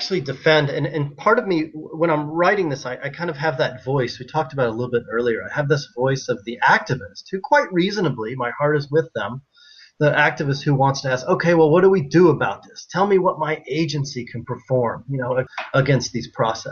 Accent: Kentucky, United States; I grew up in Kentucky where we have horse racing.

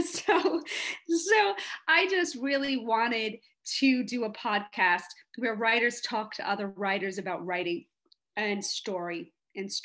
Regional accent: New York City, New York, United States; moved away as an adult; also born or lived in Los Angeles; I was a kid growing up in Hell's Kitchen, New York

